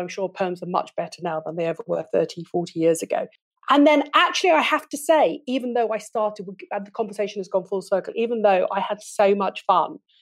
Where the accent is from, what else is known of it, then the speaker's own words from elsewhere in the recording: United Kingdom; I'm British